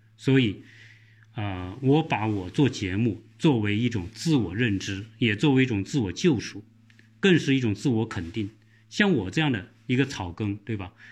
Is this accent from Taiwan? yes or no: no; southern China, China; accent: southern accent; moved away; 我这个说话的口音很重， 或者是南方口音啊